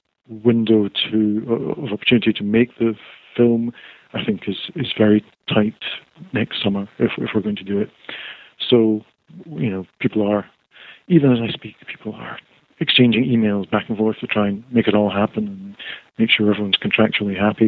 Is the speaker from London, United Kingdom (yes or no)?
no; Scotland, United Kingdom; now in England